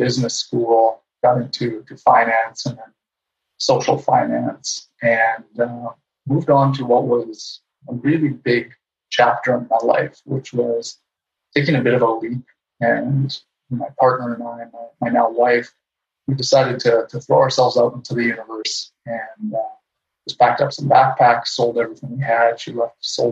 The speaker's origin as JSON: {"language": "English", "town": "Winnipeg", "region": "Manitoba", "country": "Canada", "tie": "born or raised there", "moved": "yes", "lives_now": "Vancouver Island, Canada", "said": "I grew up in Winnipeg, Manitoba, so I'm a son of the prairies in Canada"}